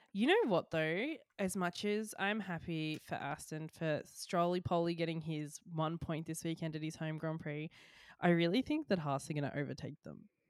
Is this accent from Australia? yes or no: yes; Australia; As an Australian